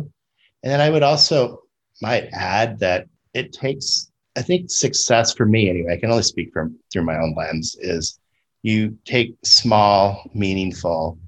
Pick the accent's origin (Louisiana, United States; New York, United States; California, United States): California, United States; moved away as an adult; also born or lived in Florida; I was back in a state that I grew up